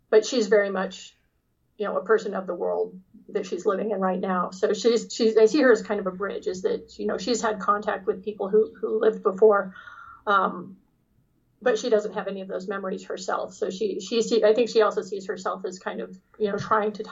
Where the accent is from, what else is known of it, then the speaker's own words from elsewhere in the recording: Sacramento, California, United States; born there; also born or lived in Los Angeles; I, I actually have a lot of history in California. I was born in Sacramento.